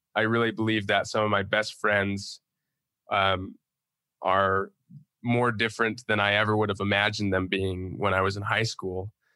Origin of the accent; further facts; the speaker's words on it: Utah, United States; I'm from Utah